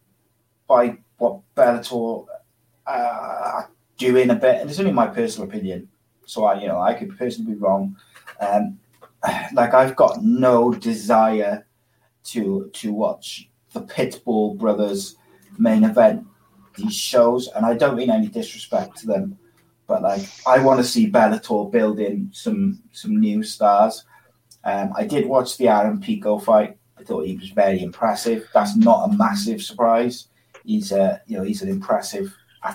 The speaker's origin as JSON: {"language": "English", "region": "Wales", "country": "United Kingdom", "said": "as a Welshman"}